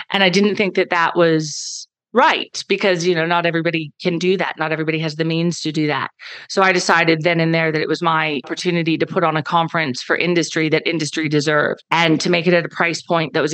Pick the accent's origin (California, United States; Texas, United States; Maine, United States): Texas, United States; Dallas; accent: American; moved away as an adult; now in Perth, Australia; I'm from Dallas